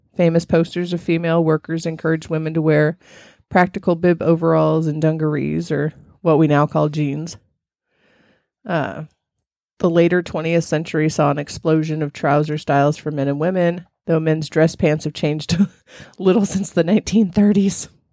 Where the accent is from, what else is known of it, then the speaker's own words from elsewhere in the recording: California, United States; I grew up in California, but it was hot